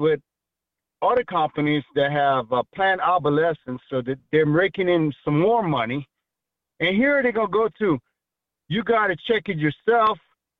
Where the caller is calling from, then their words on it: New Iberia, Louisiana, United States; New Iberia, Louisiana.